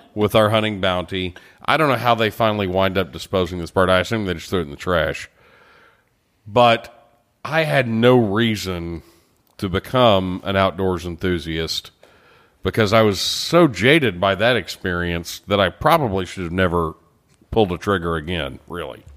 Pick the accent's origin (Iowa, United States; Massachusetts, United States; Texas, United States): Texas, United States; Beaumont; I grew up in Beaumont, Texas